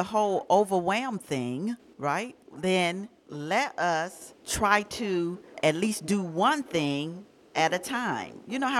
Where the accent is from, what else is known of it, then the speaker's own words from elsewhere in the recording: Atlanta, Georgia, United States; moved away; you going to Hotlanta, my hometown.